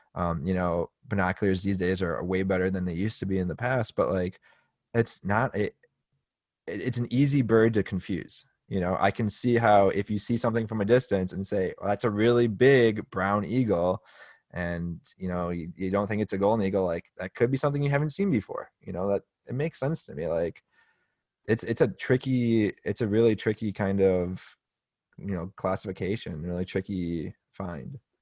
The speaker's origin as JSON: {"language": "English", "country": "United States", "said": "as an American"}